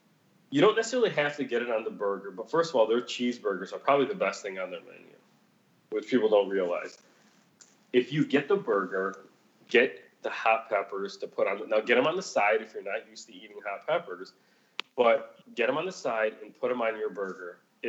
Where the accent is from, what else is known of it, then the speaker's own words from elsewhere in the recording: Chicago, Illinois, United States; Chicago, motherfucker. Like, what did you not understand about that the first 10 times I said that? Like, that's where I was born. That's where I was raised.